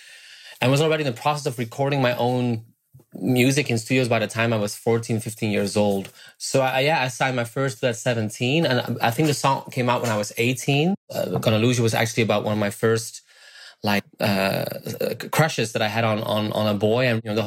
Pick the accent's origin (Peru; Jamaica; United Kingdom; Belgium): Belgium; I'm from Belgium.